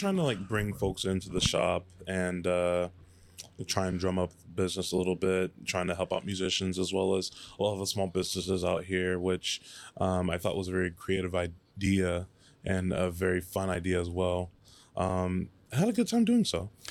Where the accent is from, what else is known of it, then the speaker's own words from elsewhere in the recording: Dallas, Texas, United States; moved away; also born or lived in Addison / Garland / Plano / McKinney; So I grew up in Dallas originally